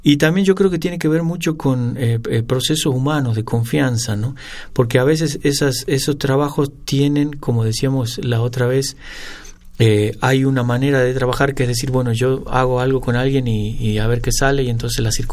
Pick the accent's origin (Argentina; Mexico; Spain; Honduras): Argentina; San Miguel de Tucumán, Tucumán; yo nací en Tucumán.